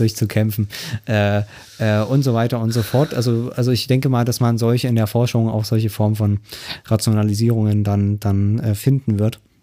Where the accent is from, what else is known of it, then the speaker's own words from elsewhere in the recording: eastern Germany, Germany; bin ja Ossi, kann man so sagen. Ähm, also das heißt, äh, schon in der BRD geboren, aber äh, im Osten oder in den neuen Bundesländern, wie es dann so schön heißt, aufgewachsen.